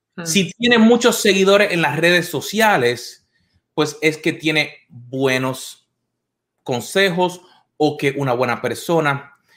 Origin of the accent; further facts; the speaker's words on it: Puerto Rico; cuando yo crecí en Puerto Rico